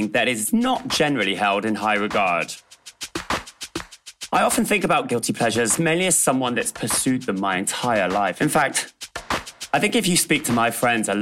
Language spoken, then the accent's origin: English; Bristol, South West England, United Kingdom; As a young queer kid growing up in Bristol, surrounded by very working class surroundings